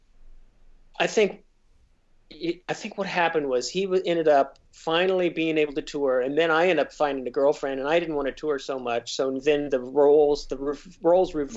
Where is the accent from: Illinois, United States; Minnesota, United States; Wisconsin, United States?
Illinois, United States; Decatur; also born or lived in Sullivan, Illinois / Mattoon, Illinois; when I grew up in Decatur, Illinois